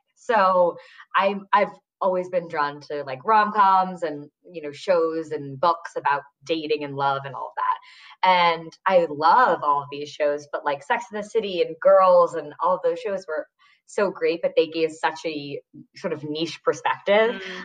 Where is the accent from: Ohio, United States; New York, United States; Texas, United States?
New York, United States; Westchester; I grew up um, in a suburb outside the city in Westchester